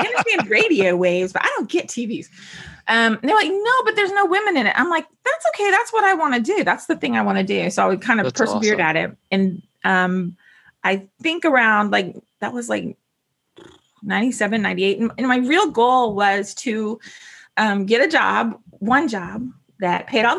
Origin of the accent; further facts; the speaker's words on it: Fort Walton Beach, Florida, United States; I'm from Walton Beach